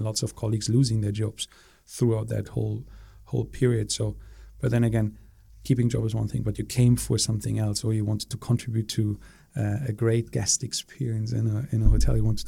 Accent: Berlin, Germany; moved away as an adult; also born or lived in Singapore; born and raised in Berlin

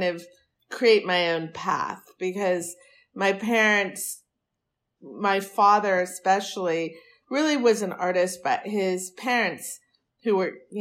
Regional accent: San Francisco Bay Area, Northern California, United States; also born or lived in New York City / Europe; now in Los Angeles, United States; I was raised in Northern California in the San Francisco Bay Area.

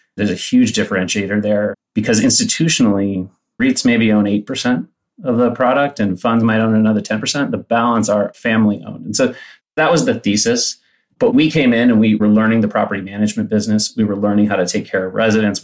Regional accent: Palo Alto, California, United States; I grew up in Palo Alto

